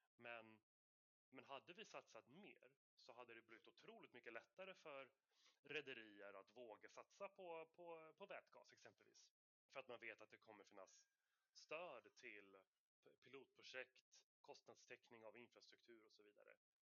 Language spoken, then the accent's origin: Swedish; Sweden; som svensk.